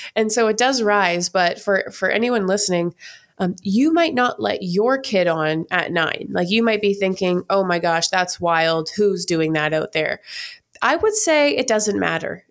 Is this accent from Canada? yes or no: yes; Canada; moved away as an adult; now in United States; I'm from Canada